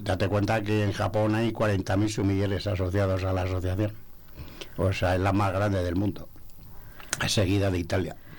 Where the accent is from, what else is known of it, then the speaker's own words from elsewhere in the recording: Segovia, Castile and León, Spain; De Segovia